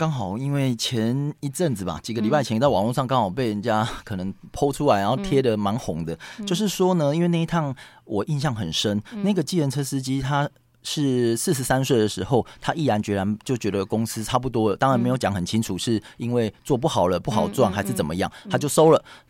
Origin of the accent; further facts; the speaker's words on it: Taiwan; now in Taipei, Taiwan; 因为我们台湾人天性很爱赚钱啊